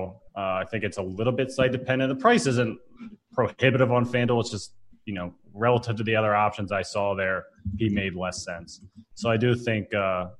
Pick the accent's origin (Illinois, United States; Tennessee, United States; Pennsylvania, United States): Pennsylvania, United States; Philadelphia; I'm from Philly